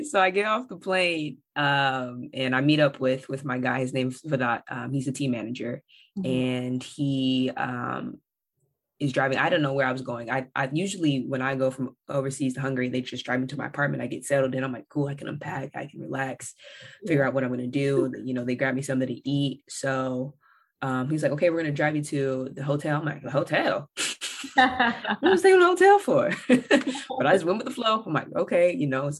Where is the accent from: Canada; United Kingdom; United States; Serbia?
United States; Bakersfield, California; I'm from Bakersfield, California, y'all. We are suburban